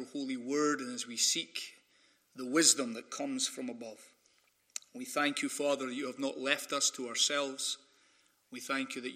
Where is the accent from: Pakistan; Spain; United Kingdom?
United Kingdom; Scotland; accent: Scottish; moved away as an adult; now in Sacramento, United States; when you have a Scottish accent